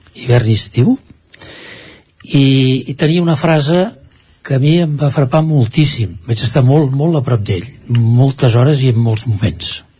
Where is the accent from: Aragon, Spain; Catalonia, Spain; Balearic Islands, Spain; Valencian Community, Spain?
Catalonia, Spain; Gallifa; som fills de Gallifa